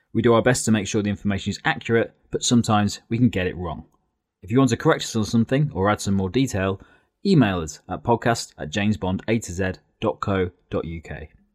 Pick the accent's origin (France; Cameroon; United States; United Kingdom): United Kingdom; Lincolnshire, East Midlands; we're from Lincolnshire